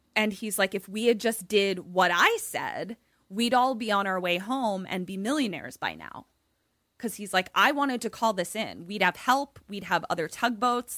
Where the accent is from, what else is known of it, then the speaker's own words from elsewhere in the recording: Baltimore, Maryland, United States; accent: Balmer; my Balmer accent